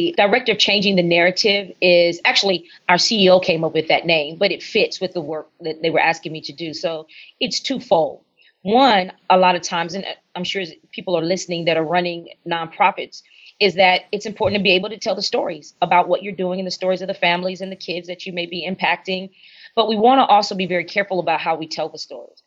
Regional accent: San Antonio, Texas, United States; moved away as an adult; also born or lived in New Orleans, Louisiana; now in Dallas, United States; I am from San Antonio, born and raised in San Antonio

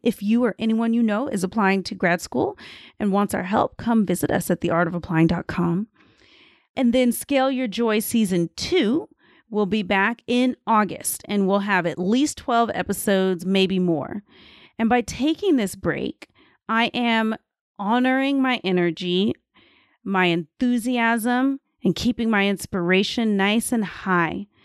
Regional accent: United States; moved away; as an American

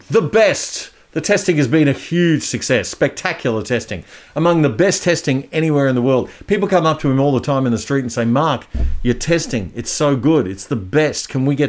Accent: Queensland, Australia; my home state of Queensland

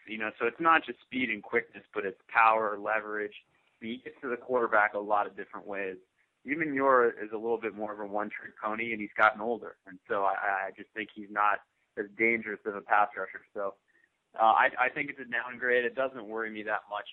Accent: New Orleans, Louisiana, United States; growing up in New Orleans with you know, white Catholic families

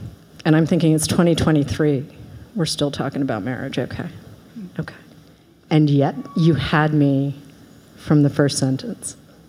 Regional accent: Boston, Massachusetts, United States; I was raised in Boston.

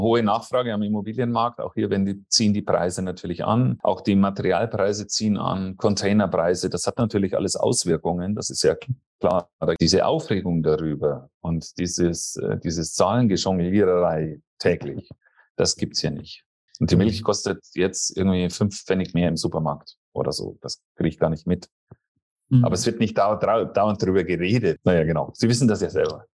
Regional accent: Germany; now in Costa Rica; bei uns in Deutschland

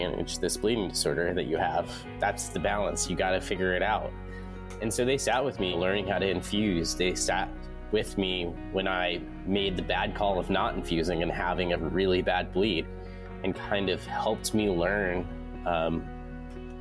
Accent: Denver, Colorado, United States; grow up in Colorado

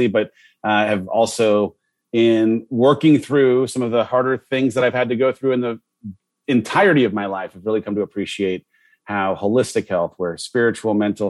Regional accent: Southern California, United States; I grew up in Southern California

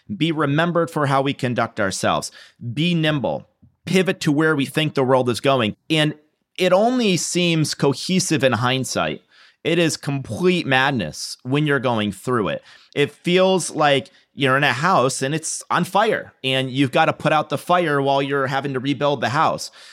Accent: New York, United States; moved away; I'm from New York. My family's in New York

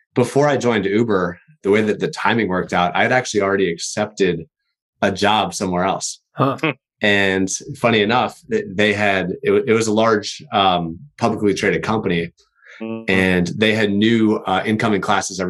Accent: East Coast, United States; moved away as an adult; now in Seattle, United States; I'm originally from the East Coast

